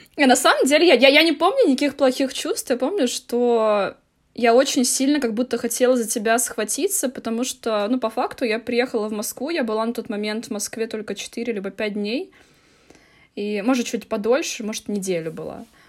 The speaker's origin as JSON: {"language": "Russian", "town": "Tallinn", "region": "Harju County", "country": "Estonia", "tie": "born or raised there", "said": "я из города Таллин. Я из города Таллин, Эстония"}